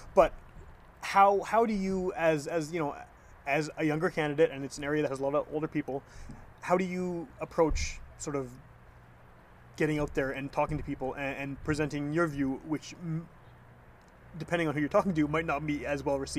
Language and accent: English; Winnipeg, Manitoba, Canada; also born or lived in St. James, Winnipeg / West End, Winnipeg; I've only lived in St. James for 6 years. So I'm from Wolseley. My first kid and my wife, we lived in the West End.